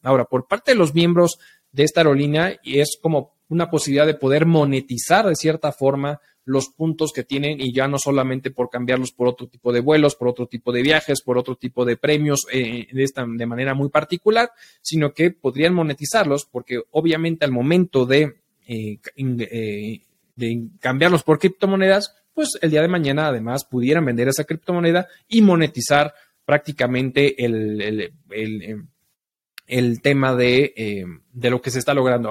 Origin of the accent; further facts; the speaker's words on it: Mexico; somos nosotros los mexicanos